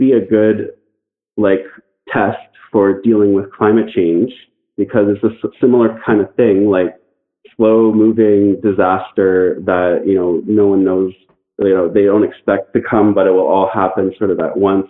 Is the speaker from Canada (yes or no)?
yes; Canada; I'm from Canada